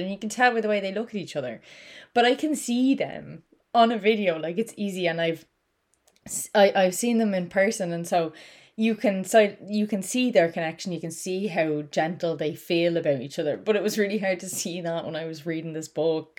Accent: Ireland; I'm Irish

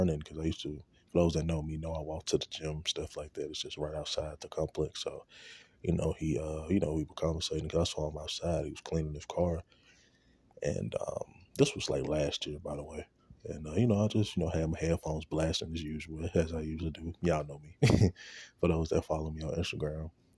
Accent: Shreveport, Louisiana, United States; going back to Shreveport, where I'm from

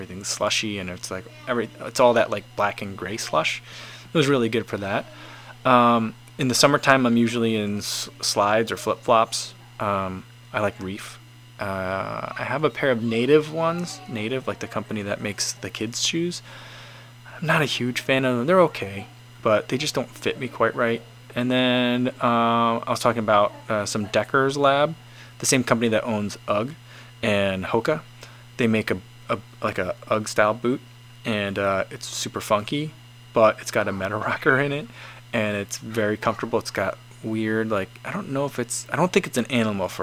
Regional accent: United States; we're Americans.

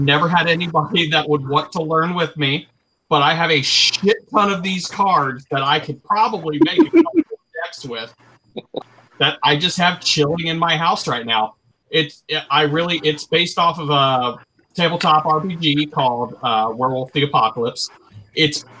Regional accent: Ohio, United States; I'm from Ohio

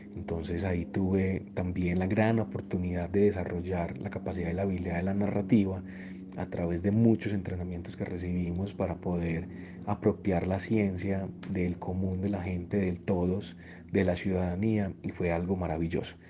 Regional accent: Copacabana, Antioquia, Colombia; also born or lived in Medellín; Yo nací en Medellín, pero fui criado toda la vida en un municipio de Antioquia que es muy cercano a Medellín, que se llama Copacabana.

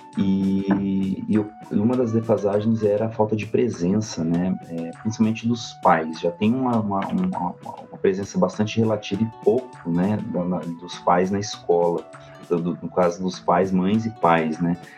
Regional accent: Goioerê, Paraná, Brazil; now in São José dos Pinhais, Brazil; Eu sou do interior do Paraná, na verdade, eu sou nascido em Goiuerê, região noroeste do Paraná, mas hoje eu moro em São José dos Pinhais

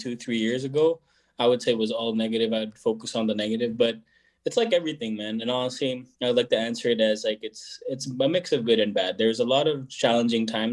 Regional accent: Baguio, Cordillera Administrative Region, Philippines; moved away as an adult; now in Calgary, Canada; I was born and raised in Baguio City in the Philippines

